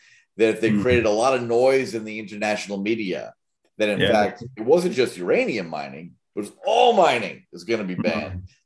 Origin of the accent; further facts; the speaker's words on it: Florida, United States; my hometown here in Florida